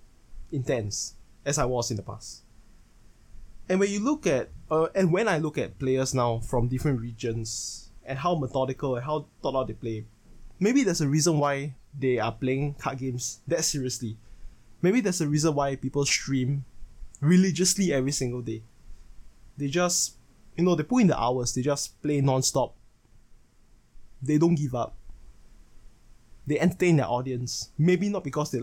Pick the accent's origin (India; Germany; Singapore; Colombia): Singapore; I am born and raised in Singapore